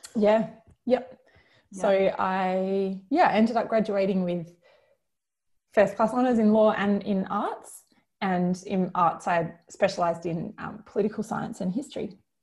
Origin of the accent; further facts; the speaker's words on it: Kalamunda, Western Australia, Australia; moved away as an adult; also born or lived in Oxford; now in Sydney, Australia; I was very lucky to grow up in Kalamunda in the Perth Hills